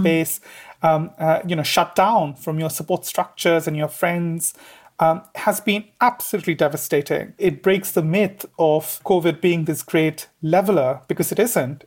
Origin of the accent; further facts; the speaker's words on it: Devon, South West England, United Kingdom; I'm 29 years old and I'm from Devon